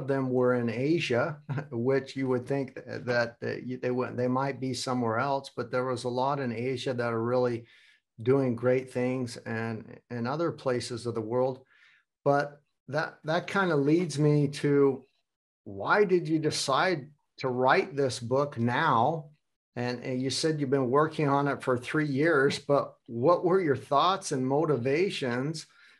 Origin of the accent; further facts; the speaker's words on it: United States; now in Hamburg, Germany; And you both know that I'm from the United States and living in Hamburg, Germany.